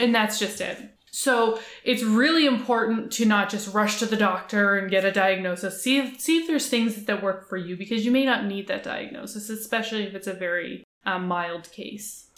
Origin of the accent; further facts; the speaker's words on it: Halifax, Nova Scotia, Canada; I grew up in Halifax, Nova Scotia, Canada